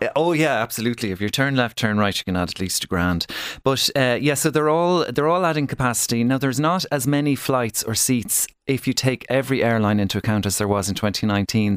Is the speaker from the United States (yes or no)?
no; Ireland